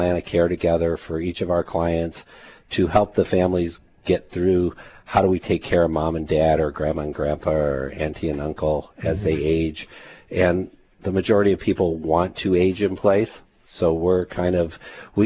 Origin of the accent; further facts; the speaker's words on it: Detroit, Michigan, United States; now in Hawaii, United States; I grew up in Michigan